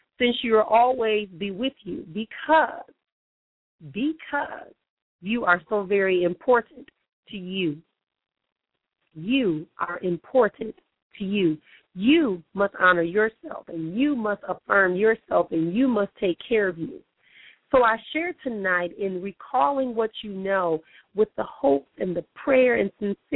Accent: Milwaukee, Wisconsin, United States; now in Phoenix, United States; here back in my hometown of Milwaukee

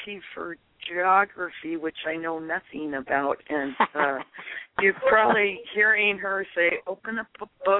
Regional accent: Seattle, Washington, United States; I am a Seattleite.

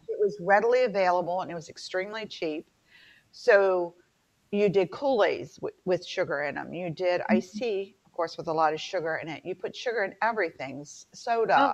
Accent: the South, United States; I'm from the South

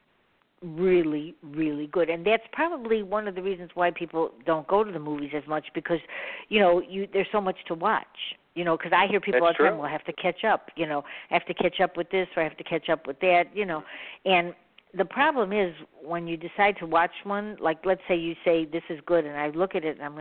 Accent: Chicago, Illinois, United States; I'm from Chicago

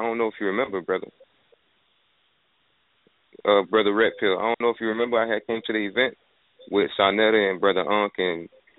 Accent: Florida, United States; I'm from South Florida. You know what I'm saying? I'm 24 years old. Just turned 24 this year.

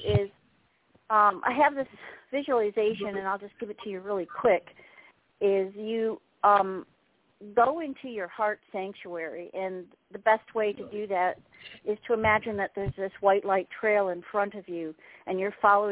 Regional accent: Syracuse, New York, United States; moved away; I'm from Syracuse originally

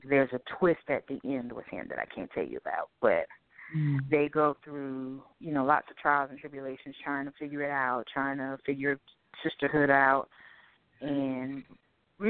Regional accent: Boston, Massachusetts, United States; now in Durham, United States; I'm originally from Boston, Massachusetts, but I'm currently residing in Durham, North Carolina.

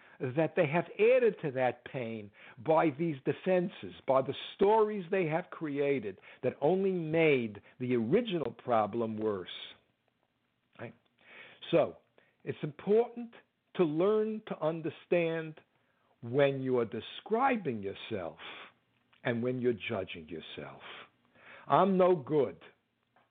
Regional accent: United States; I'm an American

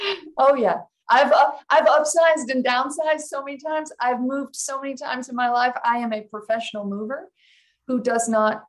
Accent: Alabama, United States; also born or lived in Los Angeles / Seattle / Kansas / Ohio; now in Oregon, United States; I've lived in Alabama. I grew up in Alabama. I've lived in Boston, Manhattan, New York. You name it. I've lived it.

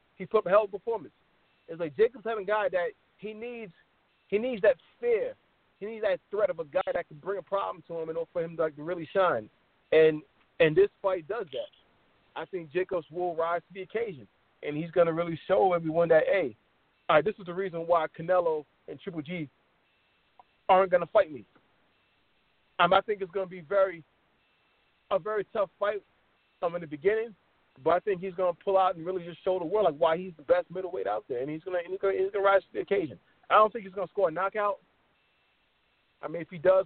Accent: Miami, Florida, United States; I graduated high school in Miami.

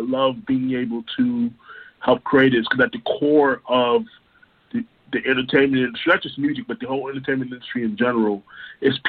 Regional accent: Orlando, Florida, United States; also born or lived in Brooklyn, New York; I am originally from Brooklyn, New York, but I have been raised in Orlando, Florida

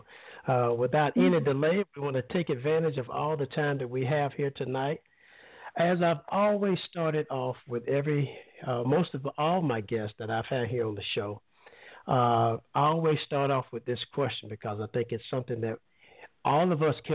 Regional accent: Alabama, United States; moved away; I'm originally from Alabama, and we used to come down to Panama City Beach every summer.

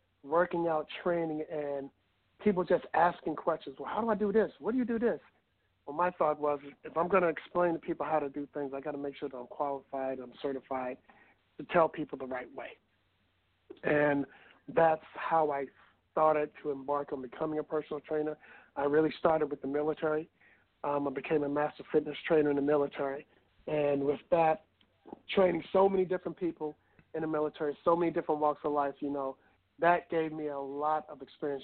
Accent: Warsaw, Virginia, United States; moved away; I was raised in Warsaw, Virginia, which is a little town about 50 miles, I guess, northwest of Richmond, Virginia

